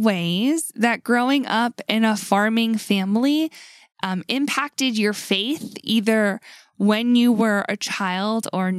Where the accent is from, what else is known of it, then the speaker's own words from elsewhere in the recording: United States; I grew up on Lake Erie. And so like that's a really big touchstone for me when I think about my childhood. But I didn't live on the lake. Like, we didn't have beachfront property